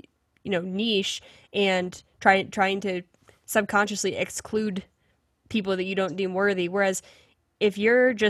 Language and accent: English; Pennsylvania, United States; moved away; especially from someone who grew up there